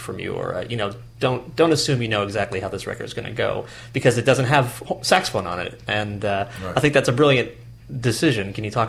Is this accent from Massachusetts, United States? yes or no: yes; Lenox, Massachusetts, United States; my hometown is Lenox, Massachusetts.